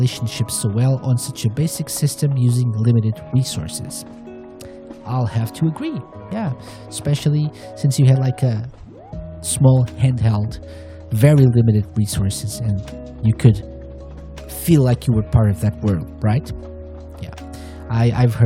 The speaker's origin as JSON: {"language": "English", "country": "Portugal", "said": "fellow Portuguese PTPT crew"}